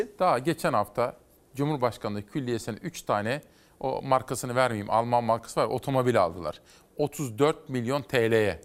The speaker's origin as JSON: {"language": "Turkish", "region": "Kütahya", "country": "Turkey", "tie": "born or raised there", "said": "ben Kütahyalıyım. Bizim memleket AK Partilidir"}